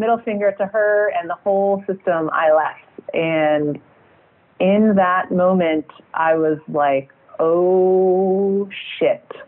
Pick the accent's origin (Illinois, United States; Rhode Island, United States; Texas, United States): Illinois, United States; outside of Chicago; moved away as an adult; also born or lived in Boston / Seattle; now in France; I actually grew up outside of Chicago